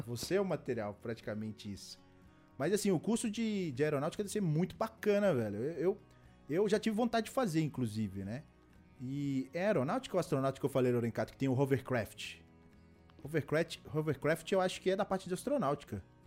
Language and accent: Portuguese; Belo Horizonte, Minas Gerais, Brazil; eu sou de BH, Belo Horizonte.